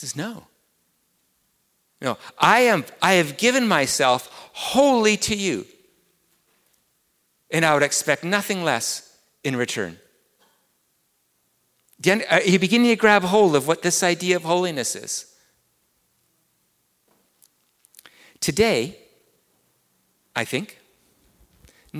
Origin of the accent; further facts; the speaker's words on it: England, United Kingdom; accent: English; my English accent